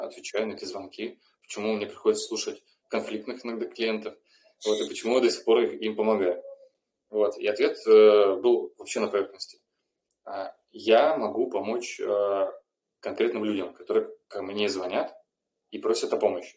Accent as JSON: {"language": "Russian", "town": "Rostov-on-Don", "region": "Rostov Oblast", "country": "Russia", "said": "я из Ростова"}